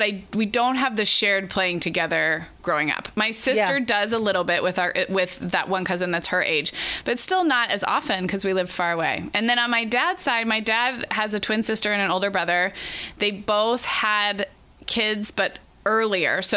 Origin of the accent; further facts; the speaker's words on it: California, United States; also born or lived in Oregon; We moved from Oregon to California when I was 5.